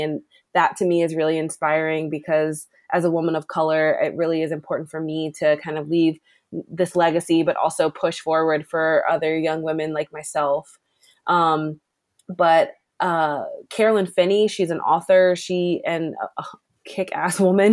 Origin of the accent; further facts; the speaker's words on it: Maryland, United States; also born or lived in Annapolis, Maryland; I grew up Mar- in Maryland. Um, I grew up in Glen but spent most of my summers in Annapolis